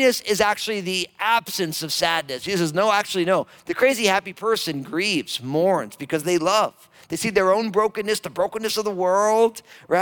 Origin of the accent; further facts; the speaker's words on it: Monmouth and Middlesex County, New Jersey, United States; now in Vancouver, Washington, United States; I am a Jersey boy. That's right. Born and raised Monmouth and Middlesex County.